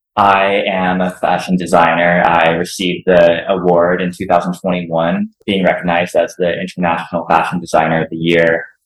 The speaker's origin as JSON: {"language": "English", "town": "Cincinnati", "region": "Ohio", "country": "United States", "lives_now": "Los Angeles, United States", "said": "So in 2016, I moved out to Los Angeles from Cincinnati, Ohio, and I went back to school."}